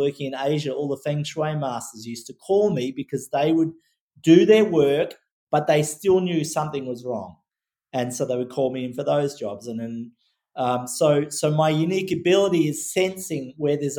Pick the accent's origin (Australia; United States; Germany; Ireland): Australia; growing up in Australia